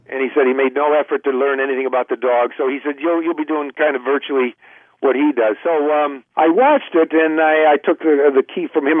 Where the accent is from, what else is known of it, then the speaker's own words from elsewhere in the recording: Cleveland, Ohio, United States; I'm from Cleveland